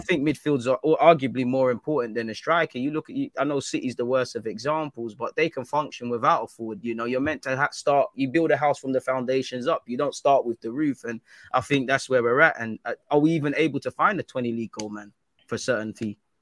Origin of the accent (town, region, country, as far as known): United Kingdom